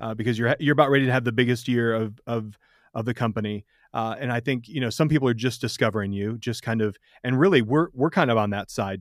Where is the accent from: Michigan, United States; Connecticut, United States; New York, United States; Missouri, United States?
Michigan, United States; I grew up in Michigan